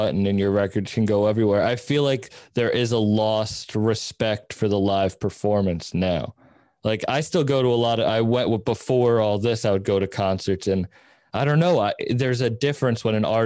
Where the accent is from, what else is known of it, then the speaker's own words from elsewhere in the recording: Massachusetts, United States; I'm from Massachusetts